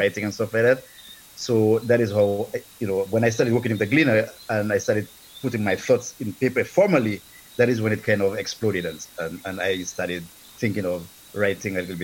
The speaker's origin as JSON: {"language": "English", "area": "Kalinago Territory", "region": "Saint David", "country": "Dominica", "tie": "born or raised there", "also_born_or_lived": "United States", "moved": "as an adult", "lives_now": "Jamaica", "said": "I was born in the Kalinago Territory in Dominica. I basically grew up in the Kalinago Territory."}